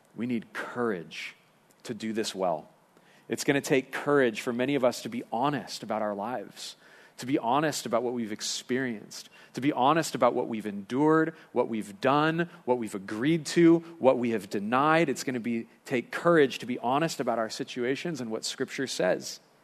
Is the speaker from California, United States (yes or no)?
yes; Lompoc, California, United States; growing up in Lompoc